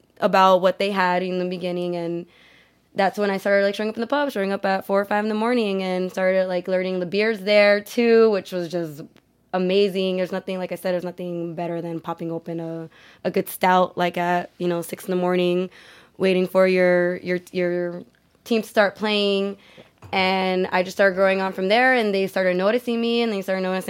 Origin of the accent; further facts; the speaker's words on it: Los Angeles, California, United States; We're from Boyle Heights. I was raised, you know, in the projects